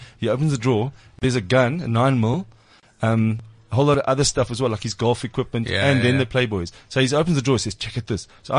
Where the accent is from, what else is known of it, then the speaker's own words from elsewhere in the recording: Springs, Gauteng, South Africa; I'm from Springs.